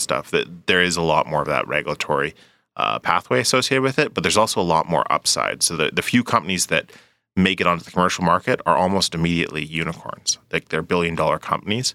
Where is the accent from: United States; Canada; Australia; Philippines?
Canada; Edmonton, Alberta; moved away; also born or lived in British Columbia; I grew up in Edmonton. I, I actually, it was a return home